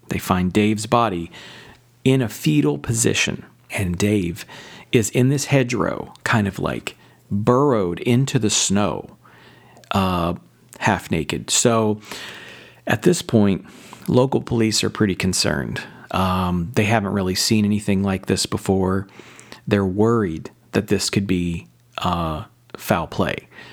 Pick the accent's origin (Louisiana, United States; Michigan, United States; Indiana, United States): Indiana, United States; Southern; I grew up in Southern Indiana